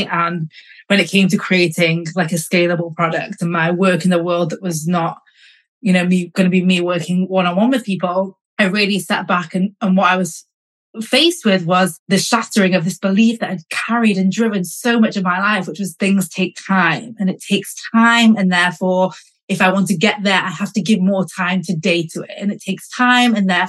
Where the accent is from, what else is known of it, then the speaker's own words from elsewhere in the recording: Manchester, North West England, United Kingdom; moved away as an adult; also born or lived in London; I grew up in Manchester, but I studied in London and I worked in London.